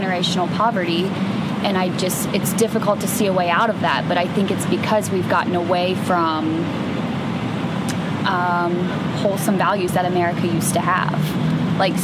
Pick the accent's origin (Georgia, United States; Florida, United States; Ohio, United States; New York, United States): Ohio, United States; Germantown; also born or lived in Middletown, Ohio / Dayton, Ohio / Toledo, Ohio; I was born in Middletown, Ohio, but actually from a small town called Germantown, Ohio, small farm town. Born and raised